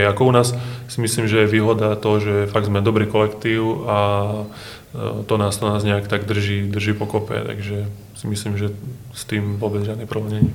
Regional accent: Hranovice, Prešov Region, Slovakia; U nás na dedine v Hranovici som bol futbalový brankár

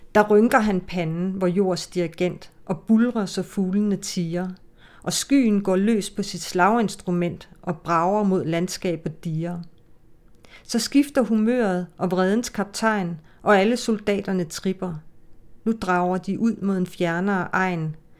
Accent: Denmark; first language Danish; det er mit fædre land, altså det er, og mit moders mål. Men det er jo der, jeg er vokset op

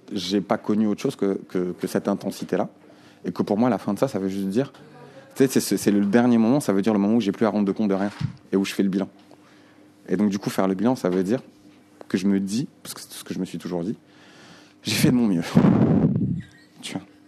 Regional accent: Nouakchott, Mauritania; je suis né euh, à Nouakchott, tu vois, à cet endroit-là, en 87

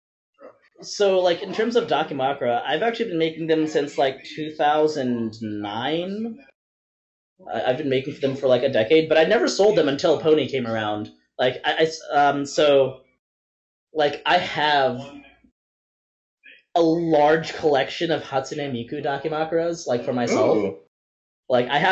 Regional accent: Vancouver, British Columbia, Canada; I'm from Vancouver

